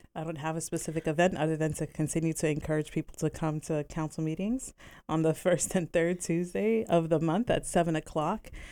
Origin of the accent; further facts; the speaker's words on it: Bethlehem, Pennsylvania, United States; also born or lived in Virginia / Hawaii; I was born and raised on the South Side